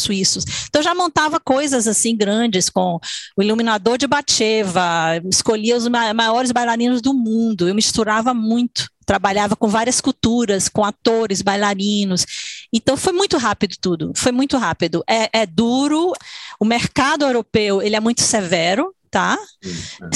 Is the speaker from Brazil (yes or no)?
yes; Salvador, Bahia, Brazil; moved away as an adult; also born or lived in São Paulo / New York; now in Switzerland; Eu nasci, minha irmã nasceu em São Paulo, a gente mudou para Salvador, Bahia